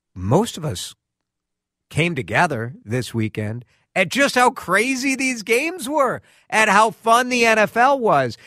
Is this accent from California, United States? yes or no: no; Chicago, Illinois, United States; moved away; growing up in Chicago